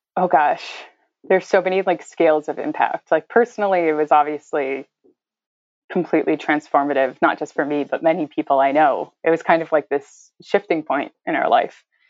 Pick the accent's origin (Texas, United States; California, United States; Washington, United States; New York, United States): New York, United States; Buffalo; I grew up in Buffalo, which is totally disgusting